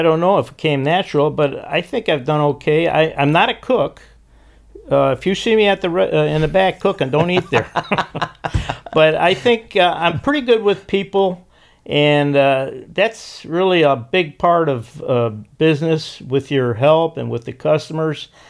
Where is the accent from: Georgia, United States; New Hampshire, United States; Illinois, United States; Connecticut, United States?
Illinois, United States; Chicago; moved away as an adult; now in Costa Mesa, United States; I was born in Chicago